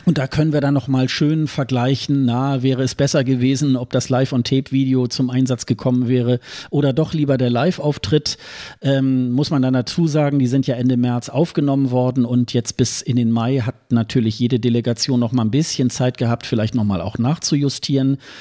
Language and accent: German; Hildesheim, Lower Saxony, Germany; moved away; meine Geburtsstadt Hildesheim